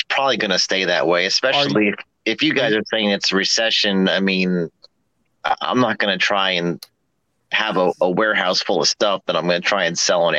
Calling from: Virginia, United States; I'm in Virginia.

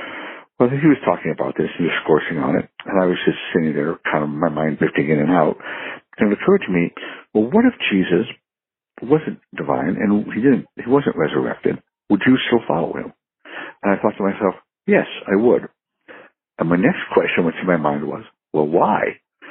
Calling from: San Francisco, California, United States; I'm calling from San Francisco.

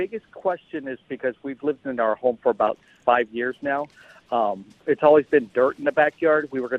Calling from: San Tan Valley, Arizona, United States; From Santan Valley.

